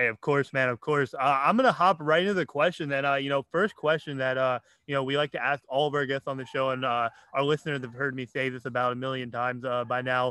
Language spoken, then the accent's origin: English; Hightstown, New Jersey, United States; my hometown of Hightstown, New Jersey